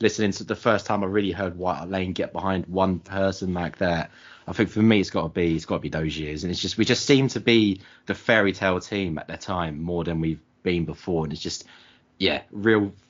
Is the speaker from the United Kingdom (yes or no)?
yes; Enfield, London, United Kingdom; we were sort of born and brought up in Enfield